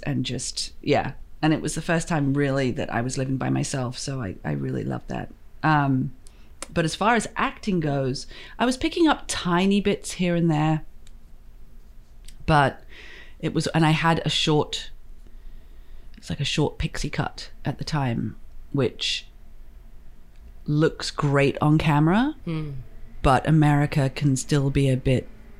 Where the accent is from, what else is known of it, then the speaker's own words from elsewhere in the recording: England, United Kingdom; moved away as an adult; also born or lived in Los Angeles; growing up in England, it was always, well, where are you from? And it's like, well, I'm English